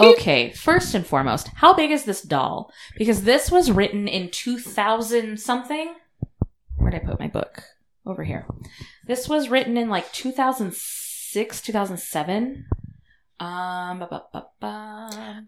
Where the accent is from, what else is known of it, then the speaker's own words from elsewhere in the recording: Arizona, United States; We're from Arizona.